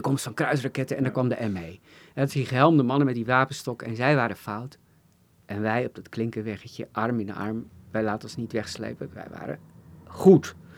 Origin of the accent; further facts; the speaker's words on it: Assen, Drenthe, Netherlands; in Assen, waar ik opgroeide